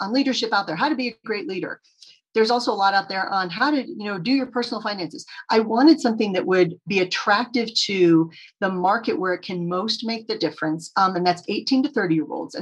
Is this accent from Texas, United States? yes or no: yes; Texas, United States; I grew up in Texas